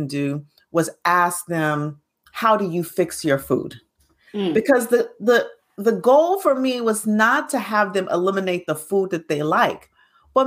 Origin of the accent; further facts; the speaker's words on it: Alabama, United States; I grew up in Alabama.